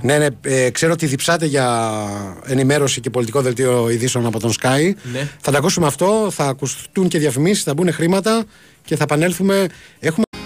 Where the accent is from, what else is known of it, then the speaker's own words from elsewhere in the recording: Gaitani, Ionian Islands, Greece; στο χωριό μου, στο Γαϊτάνι